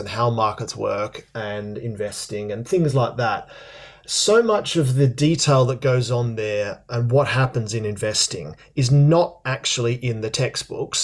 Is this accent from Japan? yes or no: no; Australia; moved away as an adult; also born or lived in London, United Kingdom; now in United Kingdom; I'm Australian originally, John. I moved over here in 2000